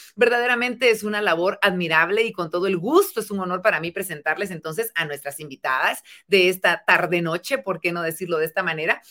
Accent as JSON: {"language": "Spanish", "region": "Quetzaltenango", "country": "Guatemala", "said": "en mi tierra, ellas son mis paisanas en Quetzaltenango"}